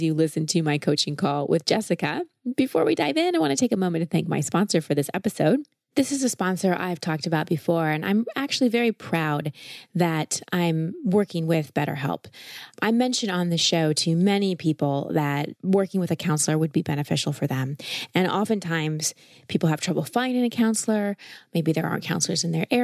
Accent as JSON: {"language": "English", "country": "United States", "said": "I am an American girl."}